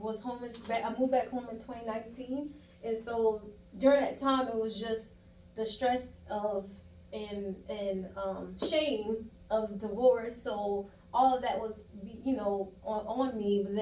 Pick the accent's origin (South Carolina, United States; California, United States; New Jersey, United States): South Carolina, United States; Moncks Corner; moved away as an adult; I am from South Carolina, a small little town called Monk's Corner, South Carolina